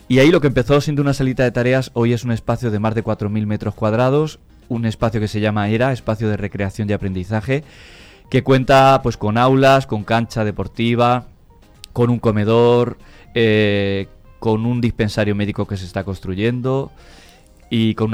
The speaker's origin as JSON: {"language": "Spanish", "area": "near Toledo", "region": "Castilla-La Mancha", "country": "Spain", "moved": "as an adult", "lives_now": "Santo Domingo, Dominican Republic", "said": "De cerca de Toledo, de por ahí de La Mancha."}